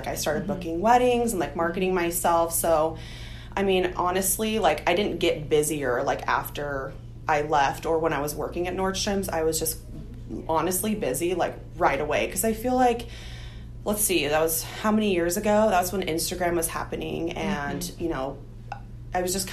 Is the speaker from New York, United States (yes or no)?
no; San Diego, California, United States; also born or lived in Los Angeles; I'm from San Diego